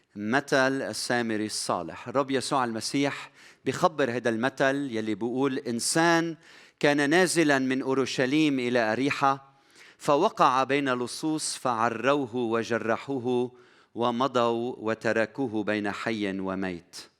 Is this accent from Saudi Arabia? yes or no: no; Lebanon; بلدنا لبنان